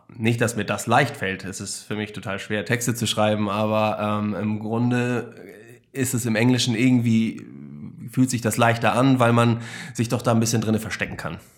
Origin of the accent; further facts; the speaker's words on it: Germany; als Deutscher